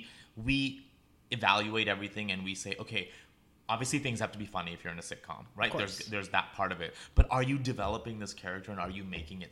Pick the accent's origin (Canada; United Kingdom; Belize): Canada; Calgary, Alberta; moved away as an adult; also born or lived in Toronto / New York; now in United States; I was born in Toronto, raised in Calgary